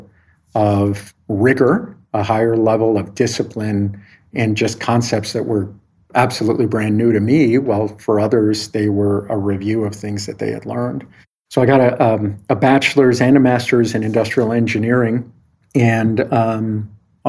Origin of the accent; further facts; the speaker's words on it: El Paso, Texas, United States; moved away as an adult; also born or lived in California; I grew up in El Paso, Texas